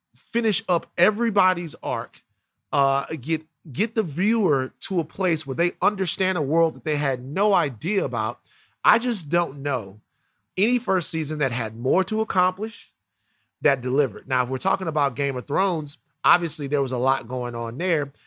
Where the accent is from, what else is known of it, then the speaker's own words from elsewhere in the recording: Baton Rouge, Louisiana, United States; I'm from South Baton Rouge, Louisiana.